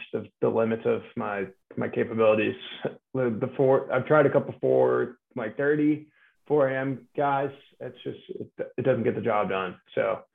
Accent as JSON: {"language": "English", "town": "Tampa", "region": "Florida", "country": "United States", "tie": "born or raised there", "said": "Lifelong Florida man here. It's funny now, especially being from Tampa."}